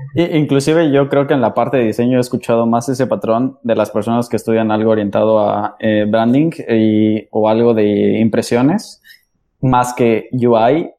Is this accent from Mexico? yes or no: yes; Mexico City, Mexico; yo también soy de la Ciudad de México